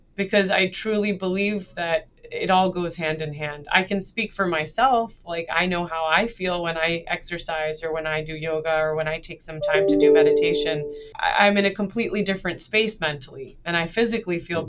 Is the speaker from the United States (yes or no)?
yes; New Jersey, United States; I was born and raised in United States. I uh, grew up mainly in New Jersey